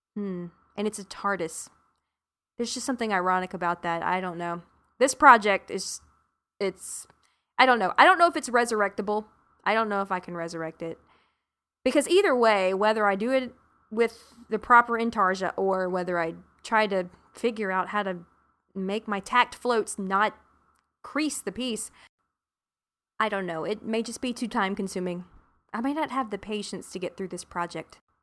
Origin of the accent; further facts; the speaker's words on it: South Carolina, United States; now in Arlington, Texas, United States; I'm originally from South Carolina.